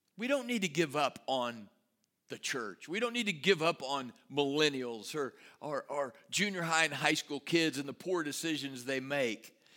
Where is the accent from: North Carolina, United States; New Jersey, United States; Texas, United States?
Texas, United States; Rotan; also born or lived in Salado, Texas; now in Waco, United States; my hometown of Rotan, home of the fighting Yellowhammers